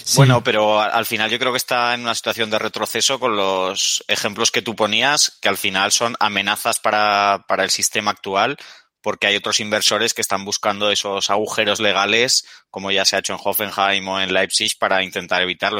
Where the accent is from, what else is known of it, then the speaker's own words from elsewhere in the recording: Zaragoza, Aragon, Spain; yo soy de Zaragoza